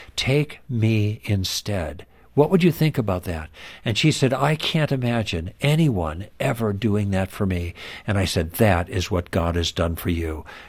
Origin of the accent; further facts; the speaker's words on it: Midwest, United States; moved away; also born or lived in Los Angeles; We were raised in the Midwest, but through different circumstances, we ended up in Los Angeles